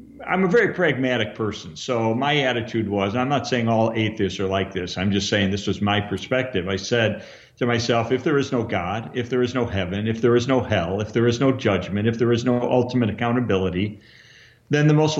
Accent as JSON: {"language": "English", "town": "Chicago", "region": "Illinois", "country": "United States", "tie": "born or raised there", "also_born_or_lived": "Arlington Heights", "said": "I grew up in Chicago. My dad was an attorney who had his own business in downtown Chicago. We lived in Arlington Heights"}